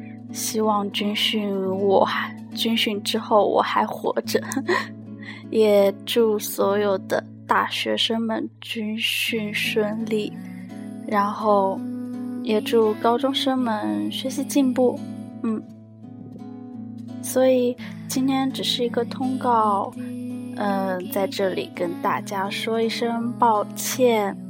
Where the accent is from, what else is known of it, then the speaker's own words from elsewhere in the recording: southern China, China; 作为一个南方人在北方生存的话，嗯。好像声音就会变调，而且会不自觉的带上这里的口音，而且为了不显示自己很南方